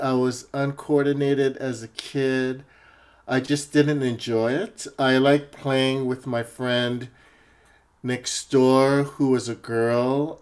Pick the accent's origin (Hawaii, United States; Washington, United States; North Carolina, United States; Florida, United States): Hawaii, United States; moved away as an adult; also born or lived in Honolulu, Hawaii; now in Seattle, United States; Growing up in Hawaii is an interesting place because it's a melting pot.